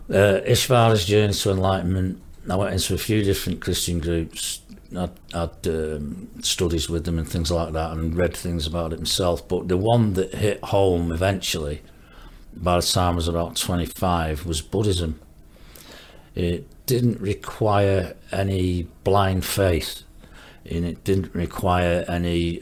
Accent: Marple, North West England, United Kingdom; also born or lived in Stockport / Cumbria; I was born in Stockport. Um, I was there for the first five, six years of my life. Then we moved to a little place called uh, Green, which is uh, near Marple which is a nice little village at the time. And I went to school in primary school there and secondary school there.

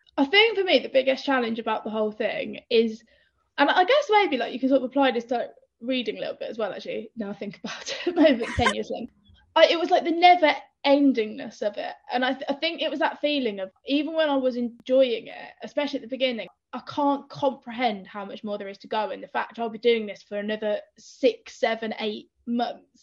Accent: Northampton, East Midlands, United Kingdom; moved away; also born or lived in London; I'm from Northampton, middle of the Midlands

